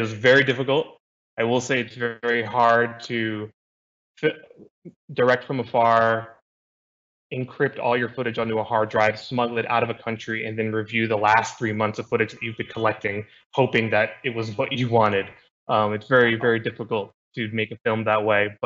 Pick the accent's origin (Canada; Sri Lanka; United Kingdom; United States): United States; I've been born and raised in the United States